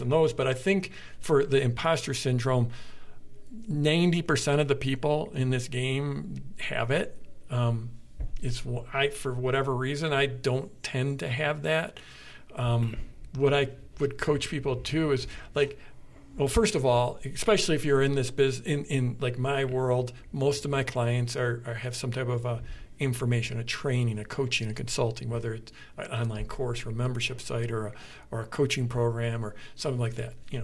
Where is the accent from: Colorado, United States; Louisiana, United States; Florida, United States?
Colorado, United States; Durango; We're both from Durango, and being from Durango is an amazing gift